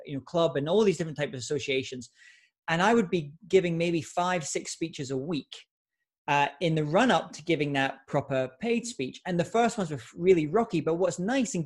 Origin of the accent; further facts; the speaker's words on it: Scotland, United Kingdom; I was giving a lot of speeches in my home country of Scotland in the UK